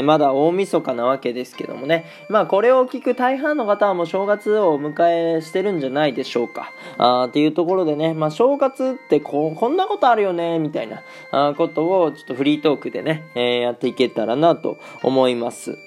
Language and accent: Japanese; Japan; born or raised there; moved away as an adult; now in Germany